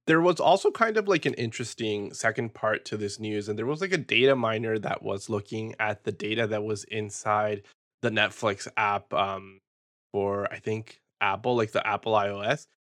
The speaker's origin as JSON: {"language": "English", "country": "Peru", "tie": "born or raised there", "said": "growing up in Peru"}